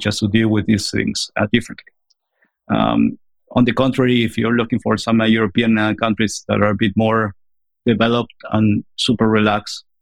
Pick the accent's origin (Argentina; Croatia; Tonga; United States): Argentina; moved away; I'm originally from Argentina.